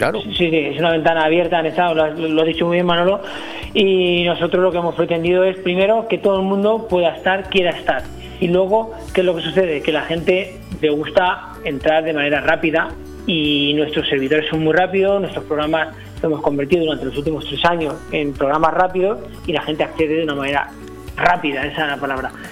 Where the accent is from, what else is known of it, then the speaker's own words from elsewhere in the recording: El Campello, Valencian Community, Spain; yo no soy natural de Benidorm, soy natural de Campello, natural un pueblecito cercano